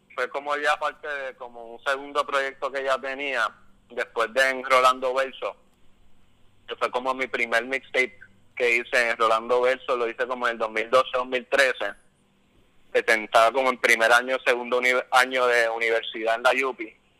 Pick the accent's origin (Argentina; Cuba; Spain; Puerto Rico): Puerto Rico; Trujillo Alto; yo me crié en Trujillo Alto, en Encantada